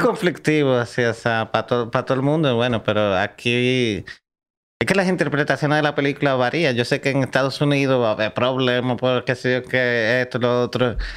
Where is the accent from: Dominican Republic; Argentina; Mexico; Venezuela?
Dominican Republic; also born or lived in Cuba / Spain; yo soy dominicano.